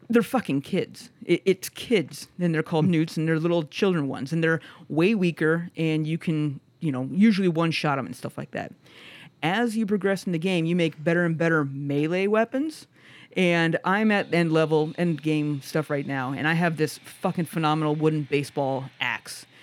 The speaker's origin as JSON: {"language": "English", "region": "Midwest", "country": "United States", "said": "I guess that I'm from the Midwest, and you know it's it's way different uh, uh, on how he is voice acted."}